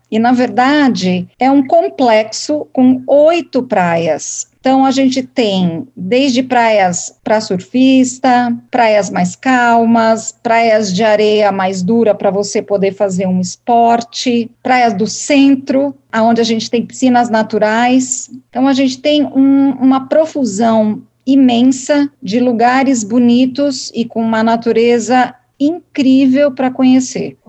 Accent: São Paulo, Brazil; eu sou paulista

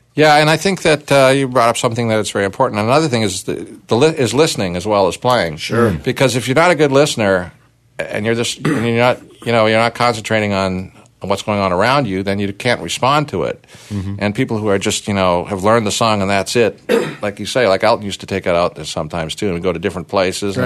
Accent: Toronto, Ontario, Canada; we had a riot in Toronto, my hometown

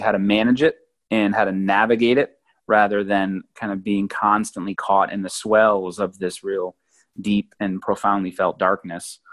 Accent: New England, United States; moved away as an adult; also born or lived in Oregon / South Carolina; I grew up in New England, and then I traveled and moved to the West Coast, lived in Oregon for a while, and then travel down to South Carolina

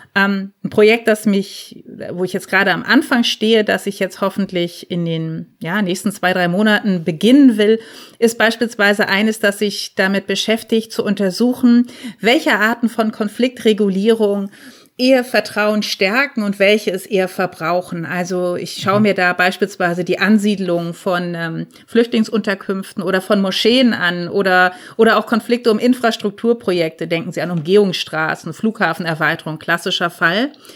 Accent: near Lübeck, Schleswig-Holstein, Germany; moved away as an adult; also born or lived in Darmstadt; als Norddeutsche, die aus Lübeck kommt oder aus der Nähe davon

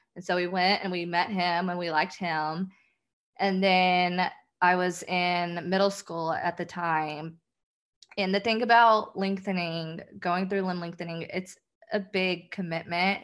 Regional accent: the South, United States; I'm from the South

